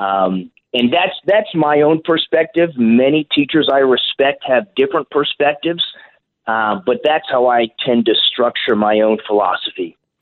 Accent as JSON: {"language": "English", "region": "California", "country": "United States", "tie": "born or raised there", "moved": "yes", "lives_now": "St. Louis, United States", "said": "my home state of California"}